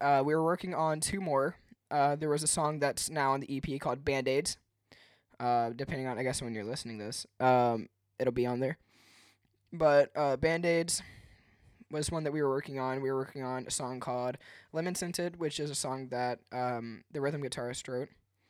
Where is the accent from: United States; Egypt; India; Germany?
United States; Henderson; now in Clermont, United States; That's where I'm from, or not where I'm from, but where I live now. I'm from Henderson. I moved out to Claremont, Florida, 2 years ago.